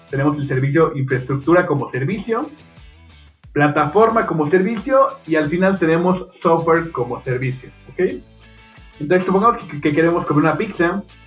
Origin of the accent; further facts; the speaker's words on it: Mexico City, Mexico; yo soy de México, soy de la, Ciudad de México. y estudié ahí en la, en, la UNAM